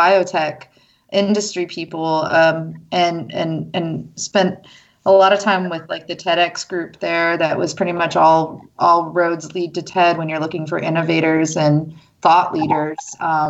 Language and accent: English; California, United States; moved away as an adult; also born or lived in New Mexico; now in Tucson, United States; I'm a Californian and moved.